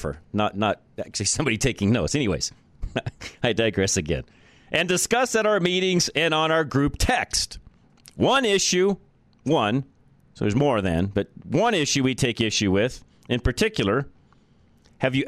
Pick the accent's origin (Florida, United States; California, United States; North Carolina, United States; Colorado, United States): Colorado, United States; Boulder; Boulder is my native town. It's where I grew up